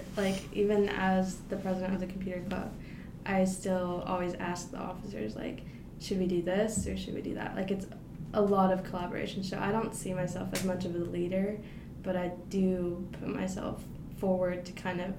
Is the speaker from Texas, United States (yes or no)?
no; Russellville, Arkansas, United States; I'm from Russellville.